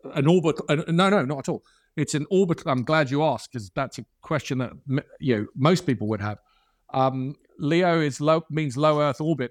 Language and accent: English; Ireland; I'm Irish.